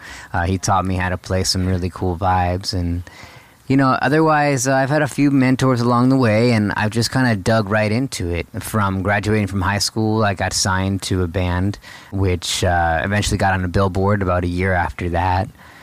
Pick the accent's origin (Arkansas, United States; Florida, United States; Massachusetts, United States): Florida, United States; South; moved away as an adult; also born or lived in New York City; now in California, United States; born and raised in South Florida and went to college in New York City. And I've been in California for about 10 years now